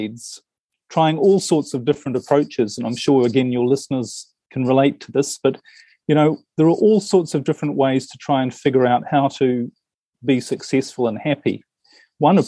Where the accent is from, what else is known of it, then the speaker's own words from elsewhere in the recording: New Zealand; now in Europe; I'm originally from New Zealand, and I spend most of my time in Europe these days